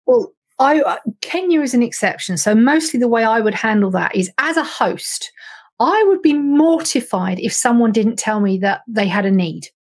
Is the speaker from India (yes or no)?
no; United Kingdom; we're British